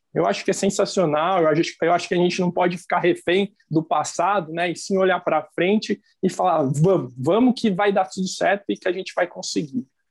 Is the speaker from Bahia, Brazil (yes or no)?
no; São Paulo, Brazil; now in Palotina, Brazil; não sou natural de Palotina, né? Eu sou é, natural do estado de São Paulo